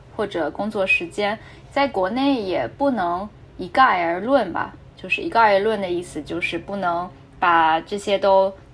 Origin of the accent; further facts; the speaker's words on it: Shanghai, China; moved away; 我是上海人